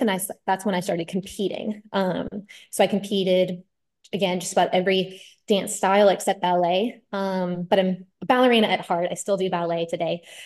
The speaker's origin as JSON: {"language": "English", "town": "Austin", "region": "Texas", "country": "United States", "tie": "born or raised there", "said": "I'm from Austin, Texas, born and raised"}